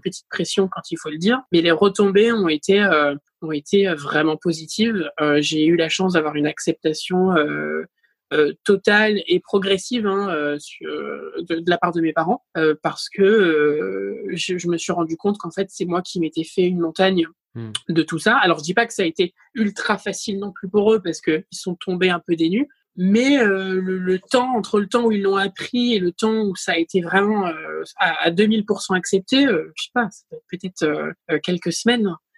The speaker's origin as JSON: {"language": "French", "town": "Saint-Malo", "region": "Brittany", "country": "France", "tie": "born or raised there", "also_born_or_lived": "Rennes", "said": "j'étais passée de Saint-Malo à Rennes"}